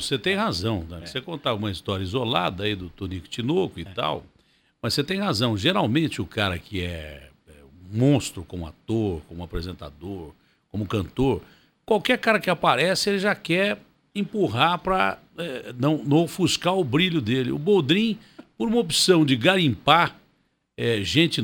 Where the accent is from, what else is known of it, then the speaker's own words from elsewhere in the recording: Ribeirão Preto, São Paulo, Brazil; now in São Paulo, Brazil; eu amo a minha cidade, nasci em Ribeirão Preto